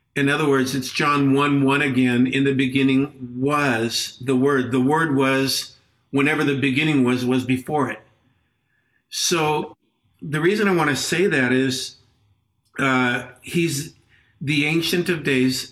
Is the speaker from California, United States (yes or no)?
yes; Los Angeles, California, United States; moved away as an adult; now in Peru; I grew up in Los Angeles